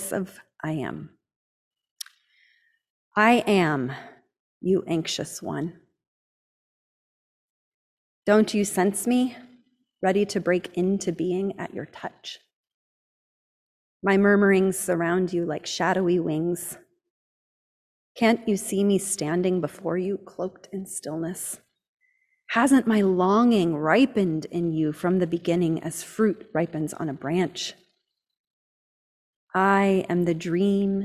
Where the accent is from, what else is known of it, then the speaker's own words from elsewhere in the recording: United States; growing up in Amish country